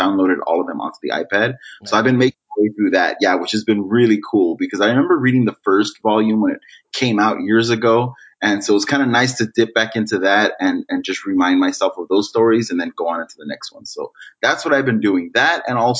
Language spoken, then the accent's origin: English; Los Angeles, California, United States; I grew up in LA in Boyle Heights